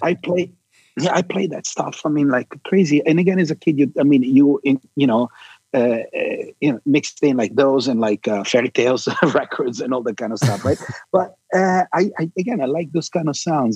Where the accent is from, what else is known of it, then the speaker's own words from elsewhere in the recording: Milan, Lombardy, Italy; moved away; I was born and raised in Milan, Italy